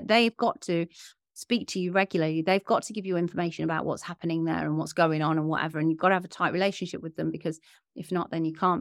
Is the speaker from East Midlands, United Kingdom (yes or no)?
yes; Leicester, East Midlands, United Kingdom; my hometown, Leicester